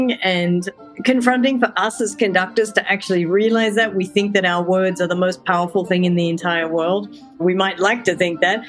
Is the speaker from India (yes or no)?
no; Australia; moved away as an adult; also born or lived in Hungary / Germany; now in United States; I'm originally from Australia